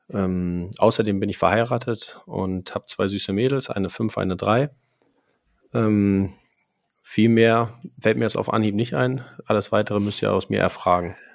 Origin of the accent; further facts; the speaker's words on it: Frankfurt, Hesse, Germany; now in Cologne, Germany; Ich bin 34 Jahre alt, gebürtiger Frankfurter, aber mittlerweile Wahlkölner. Ich lebe seit 19 Jahren in Köln